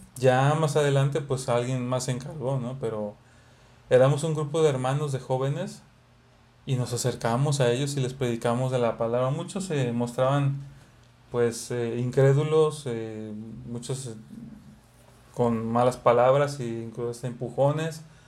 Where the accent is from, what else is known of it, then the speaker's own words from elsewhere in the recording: Xalapa, Veracruz, Mexico; now in Monterrey, Mexico; donde venimos somos de Veracruz, de Jalapa